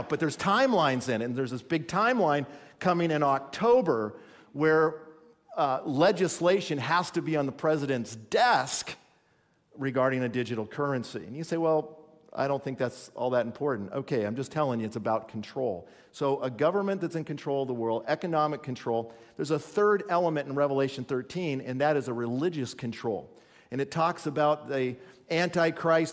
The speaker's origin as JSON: {"language": "English", "region": "California", "country": "United States", "tie": "born or raised there", "moved": "yes", "lives_now": "Minnesota, United States", "said": "I was born in California"}